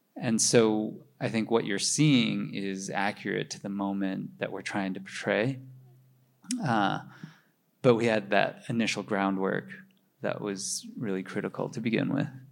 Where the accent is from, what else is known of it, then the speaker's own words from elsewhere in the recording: Minnesota, United States; now in New York, United States; my parents were Chinese immigrants, and I grew up in Minnesota